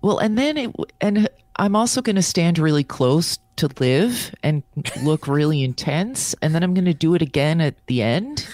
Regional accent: New Jersey, United States; I'm from Jersey

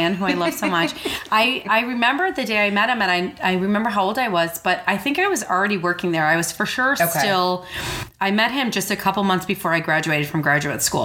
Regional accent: suburbs of Chicago, Illinois, United States; born or raised there; moved away as an adult

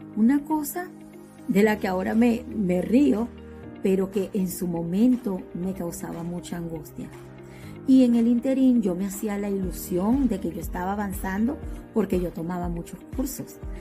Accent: Venezuela; moved away as an adult; now in United States; Soy de Venezuela, docente de profesión y desde hace casi cinco años vivo en los Estados Unidos.

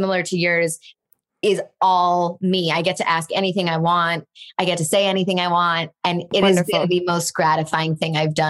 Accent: Chicago, Illinois, United States; now in Los Angeles, United States; I grew up in Chicago.

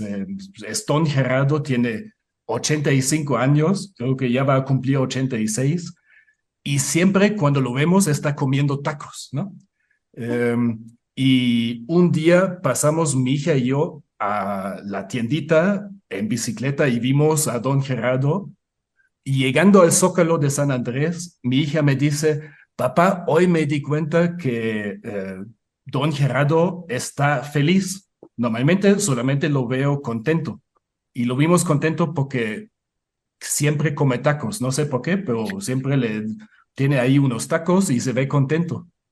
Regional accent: Munich, Bavaria, Germany; Spanish is a second language; moved away as an adult; now in Puebla, Mexico; Yo nací en el Múnich, en el sur de Alemania

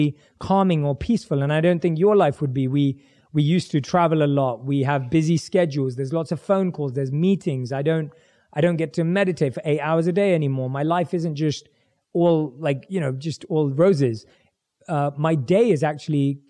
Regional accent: London, United Kingdom; I was growing up, born and raised in London

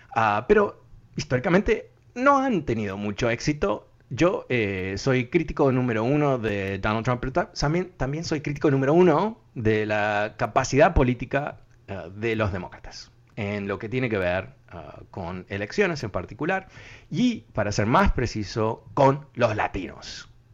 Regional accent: Uruguay; now in United States; yo soy de Uruguay

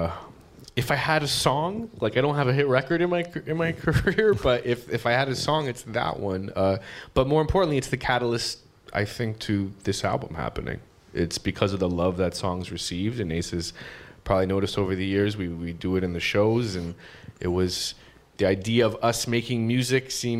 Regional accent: Canada; now in United States; I'm an immigrant, I'm Canadian in America

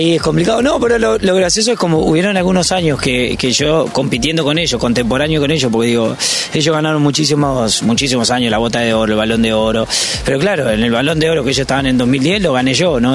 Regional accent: Uruguay; moved away; soy uruguayo

